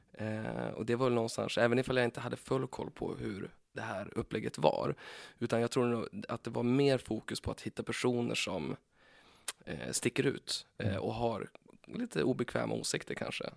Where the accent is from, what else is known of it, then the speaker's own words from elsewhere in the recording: Timrå, Västernorrland County, Sweden; moved away; Jag kommer ifrån Timrå, heter det. Timrå var ju, eh, när jag växte upp, Sveriges tredje fattigaste kommun.